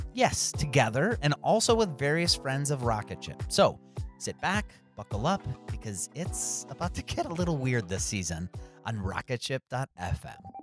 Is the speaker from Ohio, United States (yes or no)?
yes; Cleveland, Ohio, United States; my hometown of Cleveland, Ohio